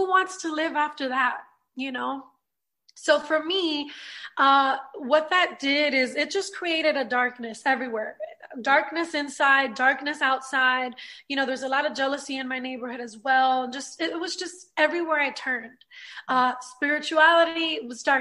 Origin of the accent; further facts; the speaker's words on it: New York City, New York, United States; now in Orlando, United States; I'm from Brooklyn, New York, born and raised, and I grew up in a Puerto Rican home